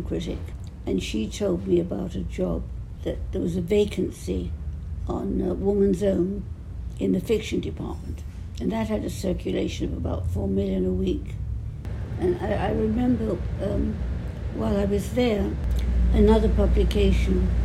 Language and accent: English; London, United Kingdom; accent: Cockney; also born or lived in Clapton; now in United States; I grew up in the East End